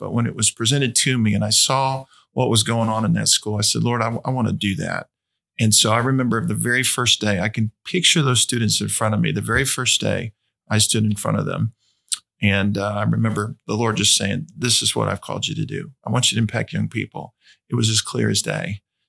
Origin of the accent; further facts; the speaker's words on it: Indiana, United States; I was born and raised in Indiana. I really enjoyed my Hoosier roots